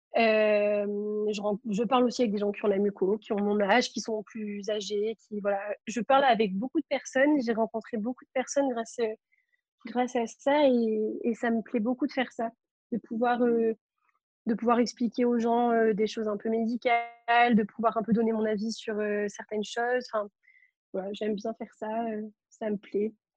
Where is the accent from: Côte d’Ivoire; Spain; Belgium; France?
France; Marseille, Provence-Alpes-Côte d'Azur; moi, je suis de Marseille